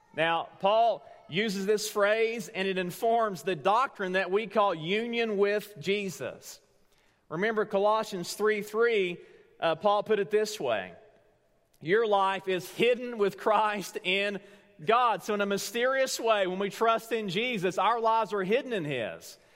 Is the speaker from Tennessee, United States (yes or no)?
yes; Tellico Plains, Tennessee, United States; moved away; Teleco Plains, Tennessee, right now. That's my hometown